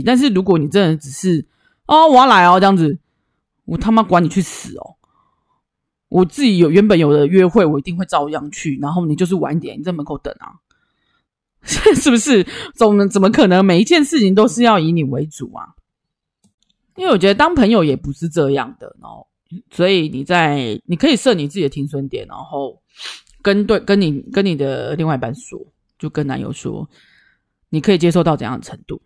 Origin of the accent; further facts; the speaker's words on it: Taichung, Taiwan; 我们是台中人，台中干干冷就还好嘛